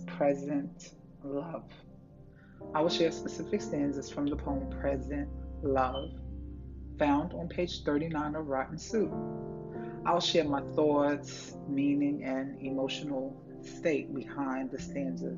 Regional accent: Uniondale, New York, United States; moved away; also born or lived in Chesapeake, Virginia; I grew up in Uniondale, New York, and all my friends were Caribbean or Hispanic

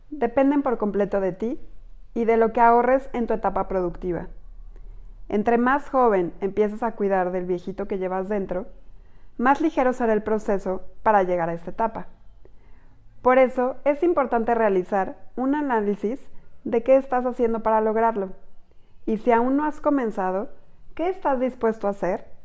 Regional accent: Mexico; Somos mujeres mexicanas

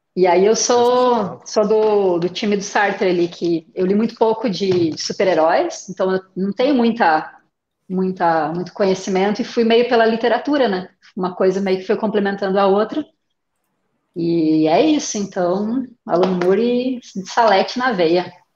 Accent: Curitiba, Paraná, Brazil; eu sou aqui de Curitiba

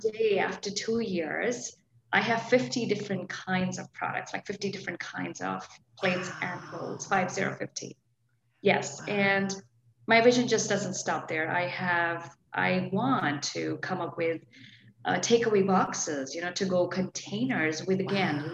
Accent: India; moved away as an adult; now in Portland, United States; I was born and brought up in India

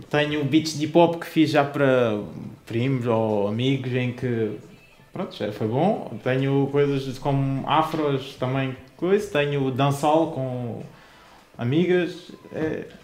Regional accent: Faro, Algarve, Portugal; also born or lived in Portimão; sou daqui mesmo, nasci em Faro, morei em Aldeia a minha vida inteira, no momento moro em Portimão, perto de Portimão

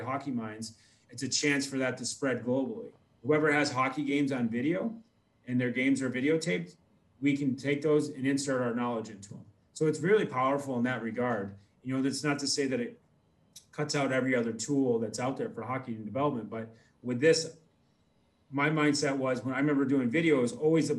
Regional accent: United States; I'm American

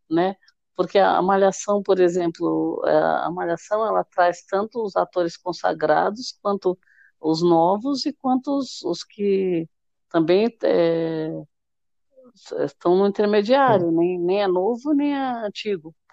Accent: Salvador, Bahia, Brazil; eu sou de Salvador, Bahia.

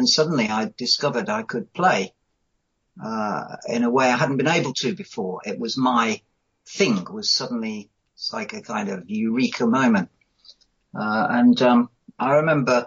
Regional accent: Coventry, West Midlands, United Kingdom; I grew up in Coventry, and I had bands at school

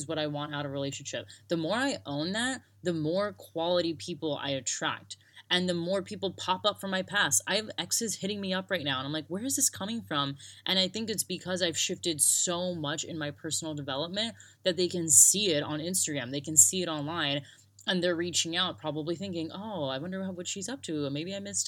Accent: United States; moved away as an adult; also born or lived in Sydney, Australia / Broome, Australia; now in Australia; I grew up in America

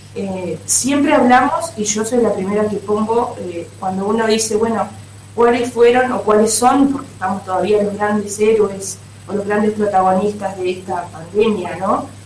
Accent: Uruguay

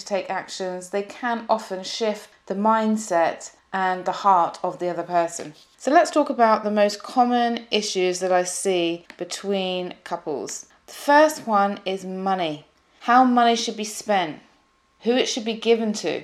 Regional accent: UK / English, England, United Kingdom; The UK, from the UK, and as an English person

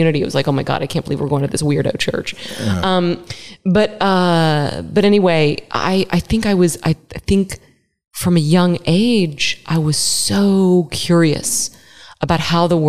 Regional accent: Dallas, Texas, United States; also born or lived in Philadelphia area, Pennsylvania; I was born in the Philadelphia area. My family was from the East Coast, but my dad got transferred to Dallas, this new city on the rise, Dallas, Texas, in 1978.

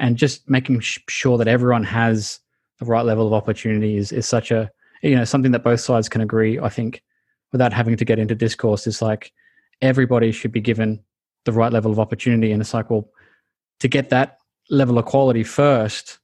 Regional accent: Australia; as an Australian

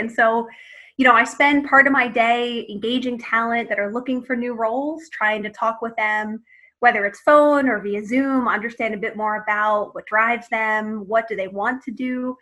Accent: Philadelphia, Pennsylvania, United States; moved away as an adult; now in Boston, United States; I'm from Philadelphia originally. I grew up there and ended up moving to Boston in 2003.

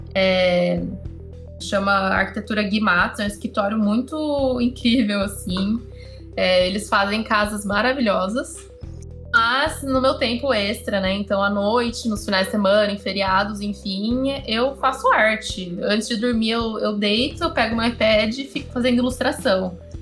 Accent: São Paulo, Brazil; also born or lived in Marseille, France / Salvador, Bahia; eu ter nascido em São Paulo, nasci na, na Avenida Paulista

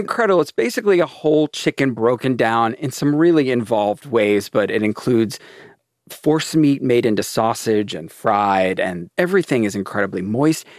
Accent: Maryland, United States; I grew up in Maryland

